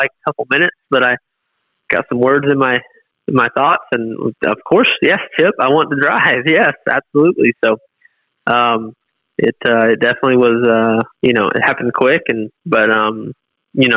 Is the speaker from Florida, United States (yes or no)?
yes; Southwest Florida, United States; moved away; we're from Southwest Florida, but we're inland, and that's the difference. We grow watermelons